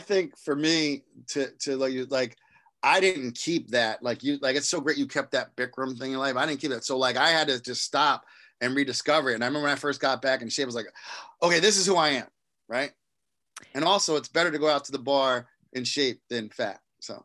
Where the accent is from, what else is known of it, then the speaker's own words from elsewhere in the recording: East Coast, United States; I'm from the East Coast